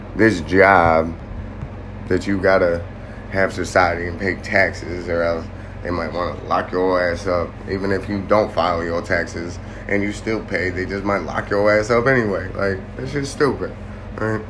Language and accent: English; Ohio, United States; moved away; I come from Ohio, which is, uh, I was, uh, we'll just say, most of my family still resides in Ohio